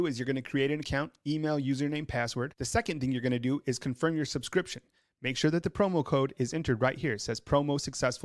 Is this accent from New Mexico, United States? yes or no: yes; New Mexico, United States; moved away as an adult; now in Tuscaloosa, United States; I'm from New Mexico, been here almost 5 years in Tuscaloosa, Alabama